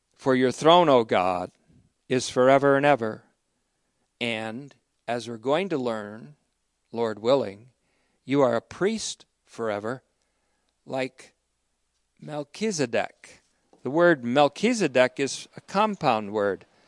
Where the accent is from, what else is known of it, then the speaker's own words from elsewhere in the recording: United States; I speak provincially as an American Christian